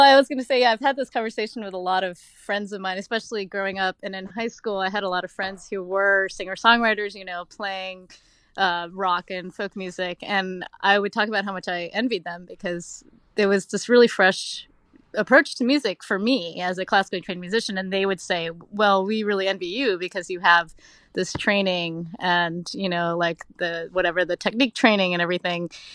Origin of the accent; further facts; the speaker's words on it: Oak Ridge, Tennessee, United States; moved away; I grew up in Oak Ridge, Tennessee.